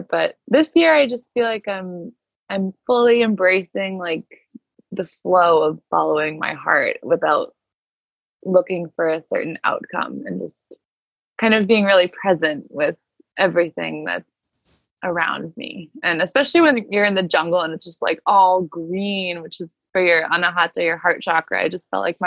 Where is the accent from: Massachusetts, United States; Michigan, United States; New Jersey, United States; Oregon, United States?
Massachusetts, United States; Cape Cod; I've been here since March in the house that I grew up in on Cape Cod with my mom and my grandma